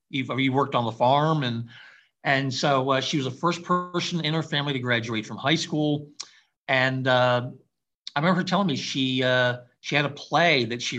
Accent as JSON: {"language": "English", "town": "Lexington", "region": "Kentucky", "country": "United States", "accent": "Kentucky", "said": "So I got rid of my accent because they were making fun of me being from Kentucky. So I think pretty much I said like, well, hi … from Lexington."}